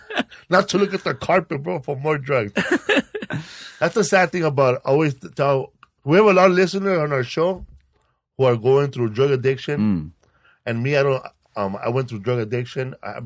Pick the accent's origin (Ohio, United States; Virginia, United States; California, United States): California, United States; Los Angeles; I grew up in Pico Aliso.